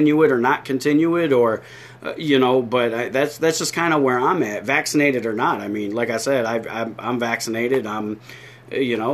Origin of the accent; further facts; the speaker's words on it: New York, United States; a fat guy from New York